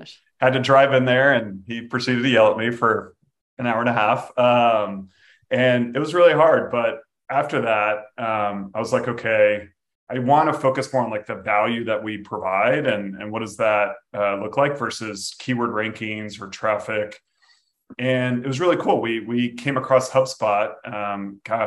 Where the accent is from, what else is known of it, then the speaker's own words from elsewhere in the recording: Jacksonville, Florida, United States; unfortunately my hometown NFL team